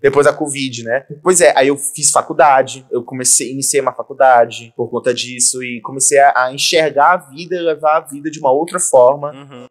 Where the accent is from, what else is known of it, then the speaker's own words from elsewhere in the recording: Rondônia, Brazil; Eu nasci aqui, cresci aqui